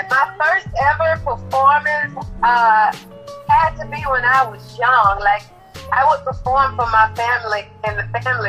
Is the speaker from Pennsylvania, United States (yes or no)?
no; Atlanta, Georgia, United States; also born or lived in Mobile, Alabama; I was born in Mobile, Alabama, but I was raised in Atlanta, Georgia, where I still reside.